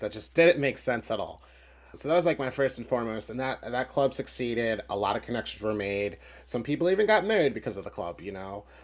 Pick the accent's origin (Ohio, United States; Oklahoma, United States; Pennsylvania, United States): Pennsylvania, United States; Philadelphia; I was from Philly